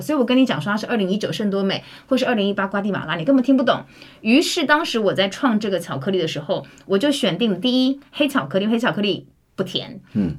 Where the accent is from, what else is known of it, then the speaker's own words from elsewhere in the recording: Taiwan; 我们台湾人